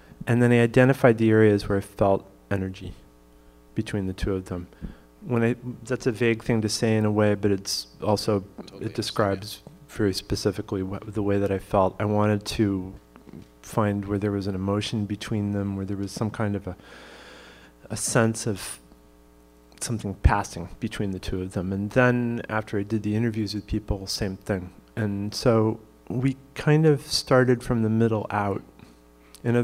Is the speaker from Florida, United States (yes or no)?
no; Pittsfield, Massachusetts, United States; I grew up in Pittsfield, Massachusetts, and so that's in the Berkshires